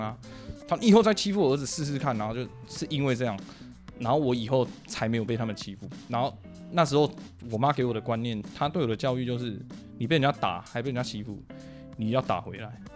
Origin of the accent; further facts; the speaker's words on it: Zhongli, Taoyuan, Taiwan; moved away; also born or lived in Longtan, Taoyuan; 我跟母亲从龙潭，桃园的龙潭搬到中立